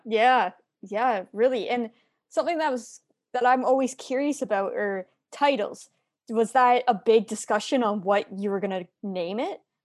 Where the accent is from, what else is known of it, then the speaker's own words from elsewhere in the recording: Kitchener, Ontario, Canada; I'm from Kitchener as well